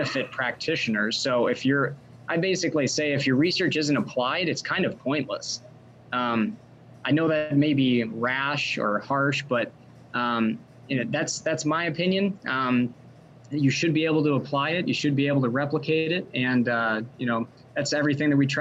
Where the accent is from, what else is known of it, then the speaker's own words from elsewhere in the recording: Wisconsin, United States; also born or lived in Tennessee; I actually grew up in Wisconsin about an hour from where I'm at now in Sun Prairie, Wisconsin